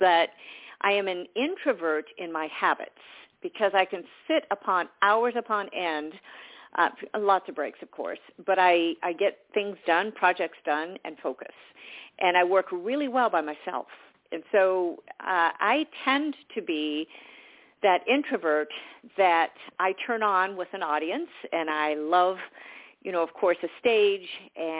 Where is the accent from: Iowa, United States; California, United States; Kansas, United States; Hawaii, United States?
California, United States; Southern; also born or lived in Georgia; I grew up in Southern California